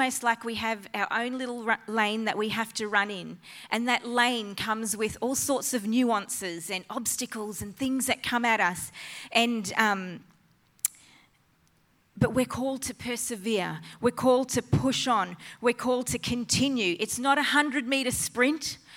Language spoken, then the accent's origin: English; Innisfail, Queensland, Australia; moved away; also born or lived in Flying Fish Point; I'm a Far North Queensland girl, born and bred in Innisfail, further north than here.